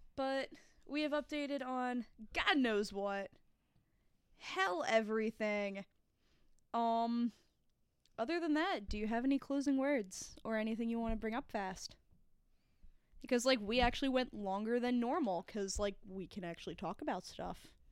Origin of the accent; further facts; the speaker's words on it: Florida, New York, United States; I grew up in Orange County, New York, in the town of Florida